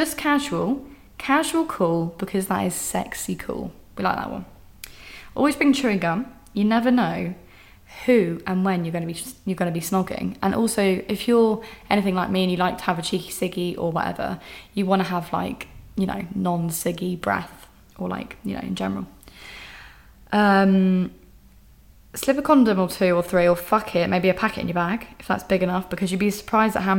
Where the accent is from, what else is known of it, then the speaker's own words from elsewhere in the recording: England, United Kingdom; I'm just being so English